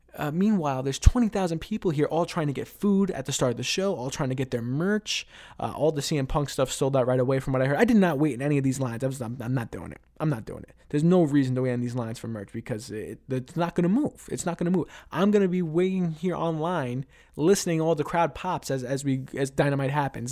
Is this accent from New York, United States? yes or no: yes; New York City, New York, United States; also born or lived in Ithaca, New York; Queens, New York, my hometown, uh, where I was born and raised